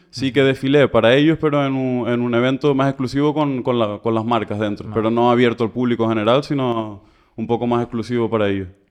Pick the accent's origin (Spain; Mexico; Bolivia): Spain; Canary Islands; moved away as an adult; also born or lived in Barcelona; salí de Canarias un poco más tarde, pero sí, empezar más o menos 2012